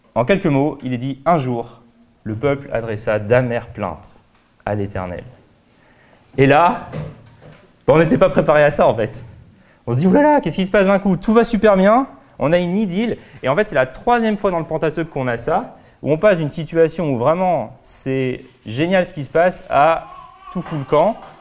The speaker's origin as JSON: {"language": "French", "country": "France", "said": "en tant que Français"}